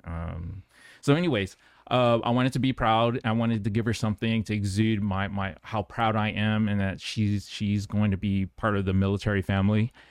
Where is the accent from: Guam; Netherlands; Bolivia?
Guam; moved away; I grew up on Guam